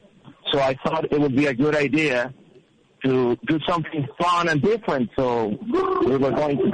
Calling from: Mexico City, Mexico; Mexico City.

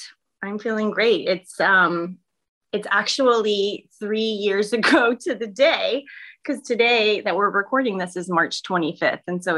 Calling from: Florida, United States; I am in Florida, and so it's 9 a.m. my time.

